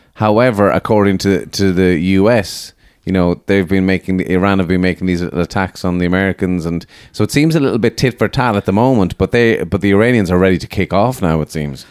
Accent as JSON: {"language": "English", "country": "Ireland"}